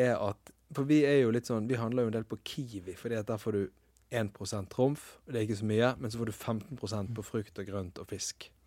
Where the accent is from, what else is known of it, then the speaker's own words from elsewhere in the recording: Western Norway, Norway; det er som vestlending